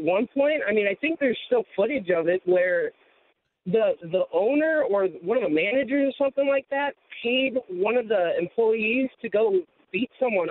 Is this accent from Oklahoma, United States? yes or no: no; Omaha, Nebraska, United States; I'm from Omaha, Nebraska.